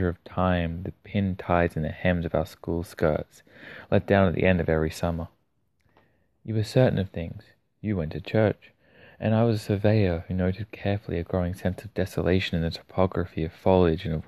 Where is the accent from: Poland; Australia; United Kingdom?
Australia; being an Australian